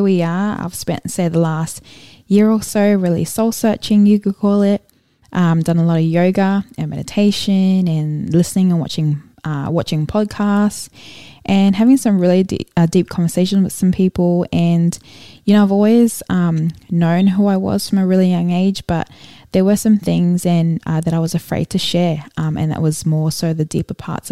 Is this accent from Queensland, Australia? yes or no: yes; Brisbane, Queensland, Australia; also born or lived in Auckland, New Zealand / Gold Coast, Australia; I was born in Auckland, New Zealand, and moved to the Gold Coast when I was 9, and I've been in Brisbane since I was about 10